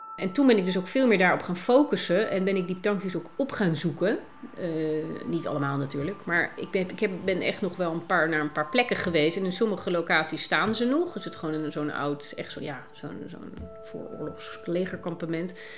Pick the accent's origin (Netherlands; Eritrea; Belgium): Netherlands; Als Nederlander